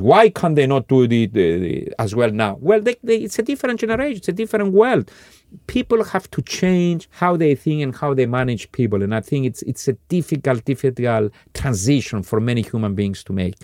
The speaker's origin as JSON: {"language": "English", "country": "Cyprus", "tie": "born or raised there", "moved": "yes", "lives_now": "Scandinavia", "said": "forty years ago when I was growing up in Cyprus"}